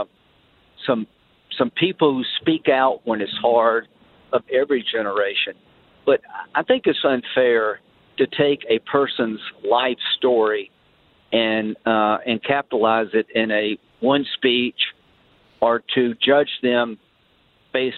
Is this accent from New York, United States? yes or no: no; South Carolina, United States; I grew up in South Carolina